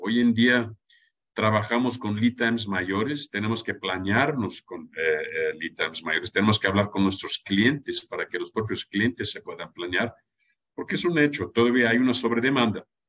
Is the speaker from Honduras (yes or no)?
no; Germany; now in Mexico; yo soy alemán